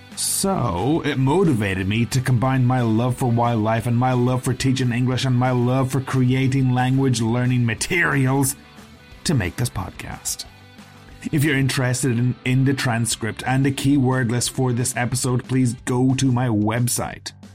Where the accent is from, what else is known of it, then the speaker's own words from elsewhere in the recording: Ireland; we're both Irish. You know, we grew up in Ireland where there's no wild animals